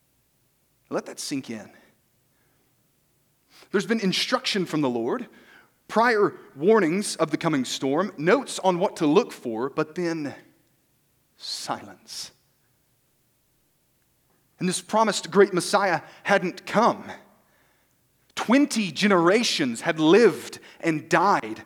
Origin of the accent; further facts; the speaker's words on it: Arkansas, United States; moved away; I am also from Arkansas, the great state